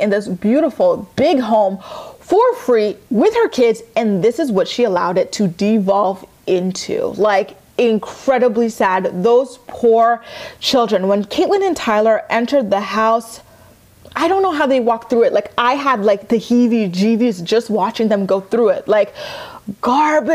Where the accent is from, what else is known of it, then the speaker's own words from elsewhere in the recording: Canada; I'm Canadian